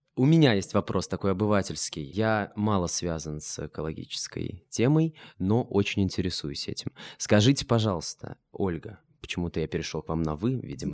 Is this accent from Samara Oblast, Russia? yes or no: no; Ulyanovsk, Ulyanovsk Oblast, Russia; Я сам из Ульяновска